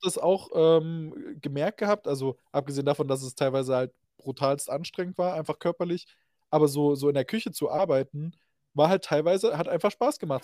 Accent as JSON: {"language": "German", "town": "Reichenbach", "country": "Germany", "tie": "born or raised there", "said": "in meiner Geburtsstadt, das ist Reichenbach"}